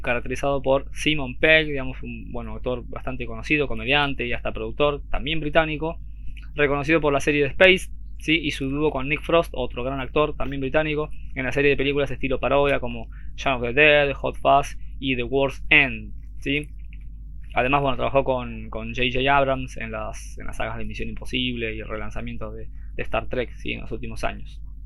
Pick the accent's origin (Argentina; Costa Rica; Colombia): Argentina; acá digo yo en Argentina, para los que no sepan, somos de Argentina